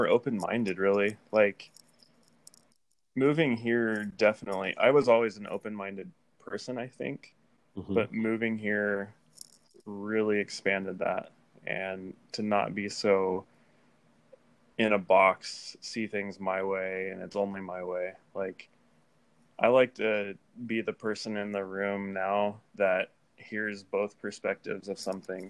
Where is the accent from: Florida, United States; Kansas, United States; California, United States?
Kansas, United States; White City; now in Seattle, United States; I grew up in Kansas